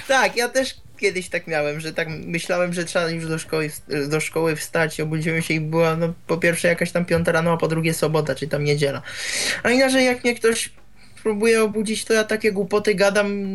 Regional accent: Czechia; ja z Czech jestem

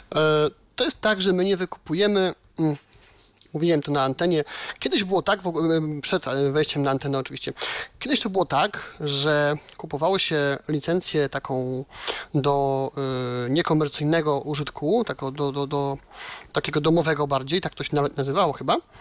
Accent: Silesian Voivodeship, Poland; u nas na Śląsku

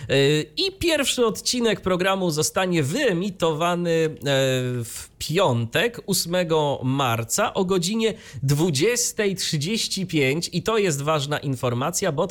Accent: Iława, Warmian-Masurian Voivodeship, Poland; ale tam w odcinku wigilijnym było nawiązanie do mojego rodzinnego miasta.

